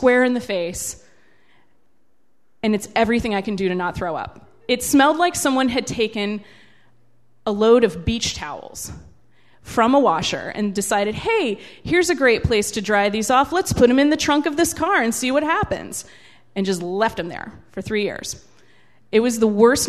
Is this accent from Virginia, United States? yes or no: yes; Carrollton, Virginia, United States; I grew up out in Carrollton, which is about 20 miles from here.